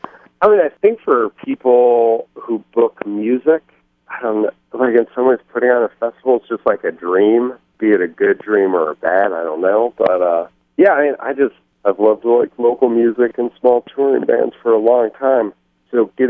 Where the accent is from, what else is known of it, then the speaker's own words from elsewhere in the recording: Michigan City, Indiana, United States; moved away as an adult; back in my hometown of Michigan City